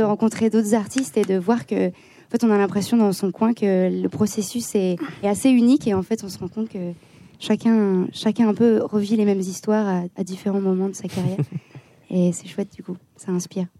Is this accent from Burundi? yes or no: no; Lyon, Auvergne-Rhône-Alpes, France; nous on vient de Lyon